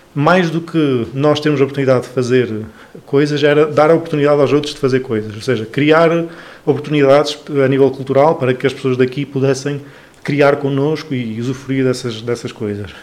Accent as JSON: {"language": "Portuguese", "town": "Chaves", "region": "Norte", "country": "Portugal", "tie": "born or raised there", "also_born_or_lived": "Bragança", "said": "eu sou de Chaves"}